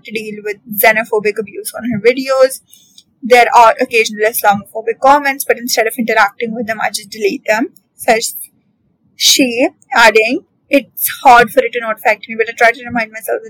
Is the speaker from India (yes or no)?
yes; India; especially as an Indian